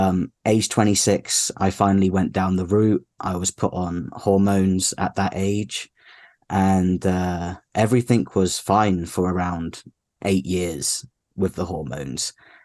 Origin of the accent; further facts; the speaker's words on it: United Kingdom; moved away as an adult; now in Arizona, United States; I'm 31 years old. I'm British, but I live in the US with my wife, who is American.